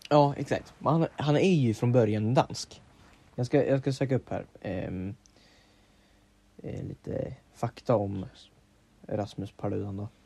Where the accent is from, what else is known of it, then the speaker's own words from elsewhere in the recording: Sweden; Vi är tio miljoner svenskar